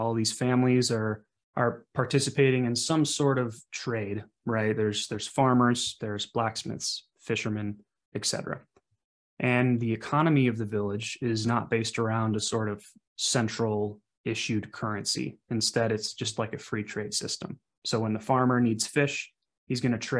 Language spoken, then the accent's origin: English; central Wisconsin, United States; I was born and raised in a small town in sort of central Wisconsin.